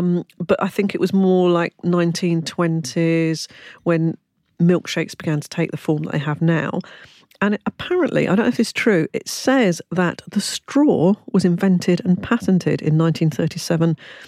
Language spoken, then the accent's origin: English; London, United Kingdom; I come from London